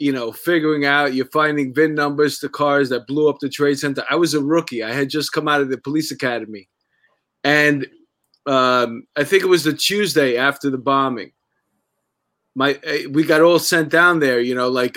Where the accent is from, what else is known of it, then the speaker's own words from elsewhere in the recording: New York City, New York, United States; I'm also from New York